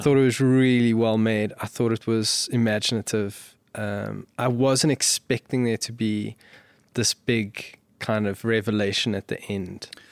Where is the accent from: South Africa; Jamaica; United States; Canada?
South Africa; as a South African